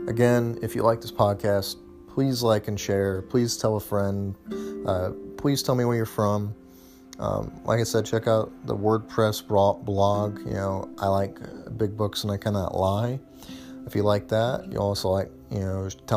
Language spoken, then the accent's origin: English; United States; as an American